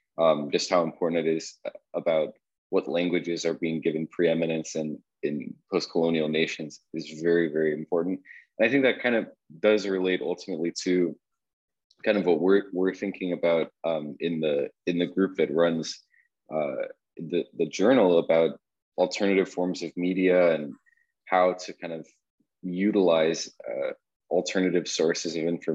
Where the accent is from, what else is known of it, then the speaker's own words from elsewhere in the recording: Qatar; born there; I was born in Qatar, and so I'm kind of thinking about my parents were working there at the time, both also English speakers